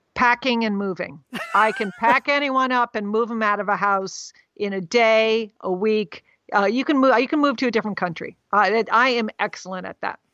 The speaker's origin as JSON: {"language": "English", "region": "Connecticut", "country": "United States", "tie": "born or raised there", "also_born_or_lived": "Bangkok, Thailand / Moscow, Russia", "moved": "as an adult", "said": "I grew, we grew up in Connecticut"}